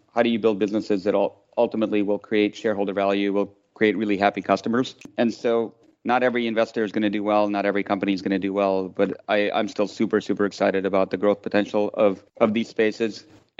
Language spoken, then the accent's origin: English; Tashkent, Uzbekistan; English is a second language; now in United States; I came from Tashkent in Uzbekistan, which is a great city, but she sort of makes fun of it as the little village